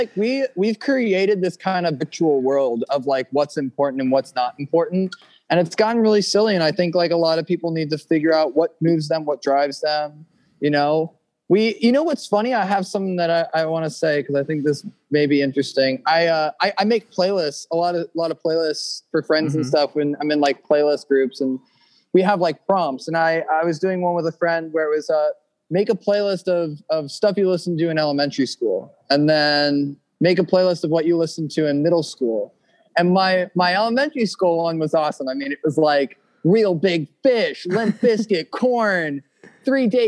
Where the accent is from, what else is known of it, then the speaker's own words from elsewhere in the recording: Santa Monica, California, United States; Born and raised in Santa Monica